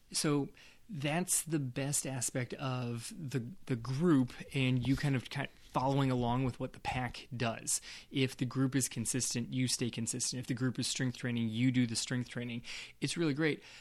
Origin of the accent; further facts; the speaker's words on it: West Coast, United States; I grew up on the West Coast